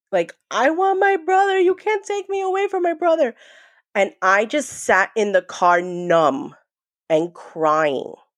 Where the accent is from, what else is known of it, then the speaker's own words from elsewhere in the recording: New York, United States; also born or lived in New Jersey; I was born in New Jersey, but raised in New York